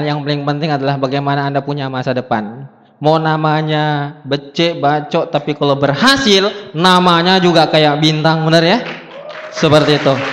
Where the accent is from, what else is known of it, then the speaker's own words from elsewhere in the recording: South Sulawesi, Indonesia; Saya bukan orang Medan, saya orang Bugis dari Sulawesi Selatan.